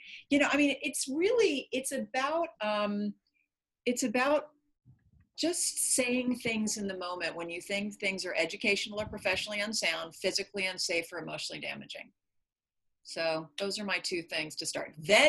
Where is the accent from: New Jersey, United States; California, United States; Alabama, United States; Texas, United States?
California, United States; And I'm from California